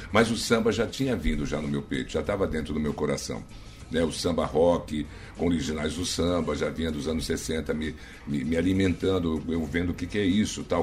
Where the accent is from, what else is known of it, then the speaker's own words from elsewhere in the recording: Rio de Janeiro, Brazil; moved away as an adult; also born or lived in São Paulo; now in Maranhão, Brazil; no Rio de Janeiro que é minha terra